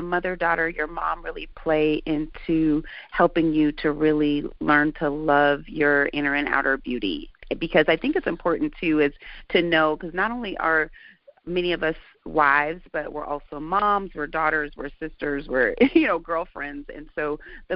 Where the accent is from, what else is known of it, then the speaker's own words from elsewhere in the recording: Santa Barbara, California, United States; I grew up in Santa Barbara